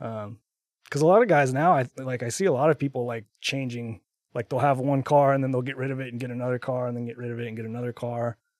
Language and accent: English; Texas, United States; now in Utah, United States; I'm from Texas originally, uh, but I now live in Utah. I've been, uh, living in Utah for I think, like, twelve years